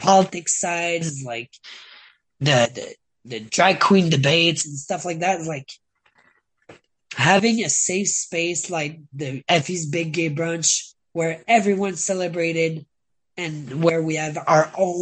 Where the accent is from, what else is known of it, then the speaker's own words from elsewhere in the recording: Canada; I'm Canadian